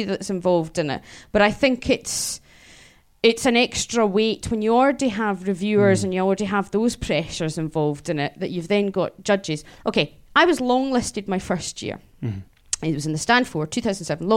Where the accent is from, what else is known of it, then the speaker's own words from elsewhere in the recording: Scotland, United Kingdom; being Scottish and not living in London